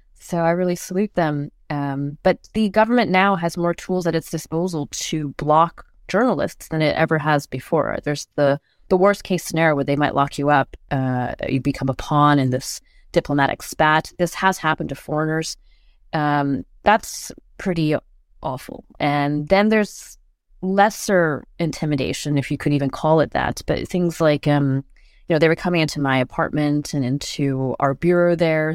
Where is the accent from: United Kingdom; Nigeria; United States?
United States; also born or lived in China; I'm an American with Taiwanese parents working for foreign media